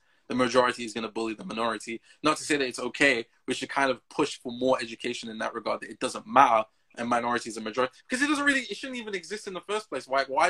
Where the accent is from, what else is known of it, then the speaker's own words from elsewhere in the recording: Jamaica; Just because you just know, when I, growing up in Jamaica, I got into a fight as well over this same issue.